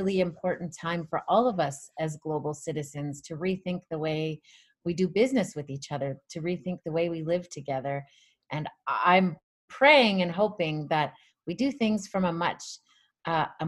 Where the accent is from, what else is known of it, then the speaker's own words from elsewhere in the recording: Michel First Nation, Alberta, Canada; I'm from Treaty 6 territory. I'm from the Michelle First Nation.